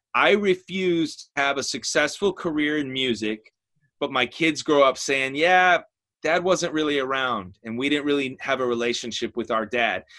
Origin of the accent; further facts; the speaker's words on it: outside of Chicago, Illinois, United States; I grew up outside of Chicago, Illinois